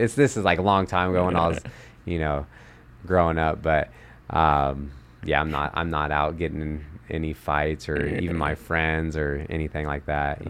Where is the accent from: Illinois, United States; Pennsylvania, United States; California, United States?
California, United States; Sacramento; born or raised there